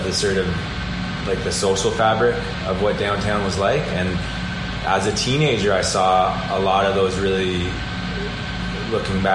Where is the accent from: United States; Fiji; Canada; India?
Canada; Peterborough, Ontario; I grew up in the Old West End